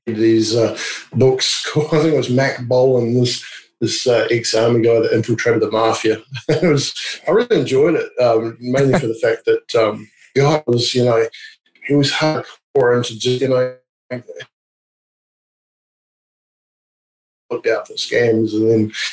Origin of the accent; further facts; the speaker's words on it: New Zealand; also born or lived in England; now in Australia; I'm from New Zealand, but I've lived in England and now in Australia